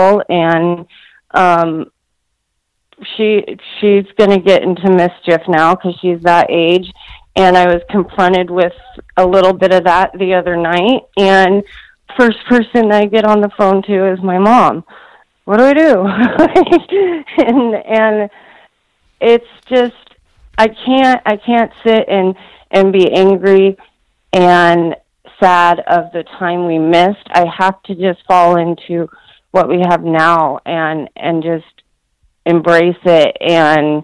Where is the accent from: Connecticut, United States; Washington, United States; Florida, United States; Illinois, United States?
Washington, United States; also born or lived in Southern California; now in Kennewick, United States; I live and have raised my family in Kennewick, Washington, which is across the state from where I grew up